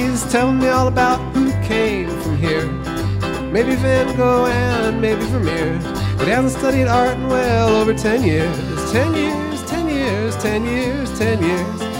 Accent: United States; also born or lived in New York; as an American

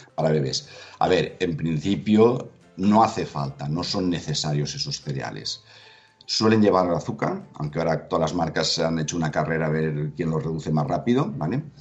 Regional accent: Valencia, Valencian Community, Spain; yo que soy de Valencia y que hay mucha tradición en muchos platos de arroz

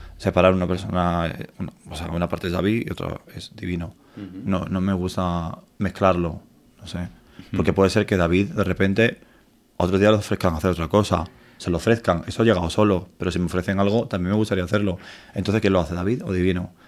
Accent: Torremolinos, Andalusia, Spain; moved away as an adult; now in Madrid, Spain; llamo mi tierra, llamo Torremolinos

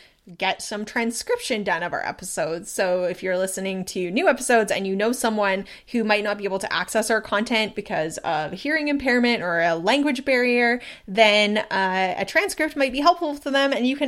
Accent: Canada; But we're both Canadian.

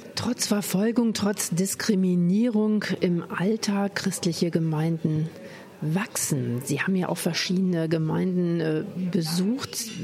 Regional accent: Germany; als Deutsche

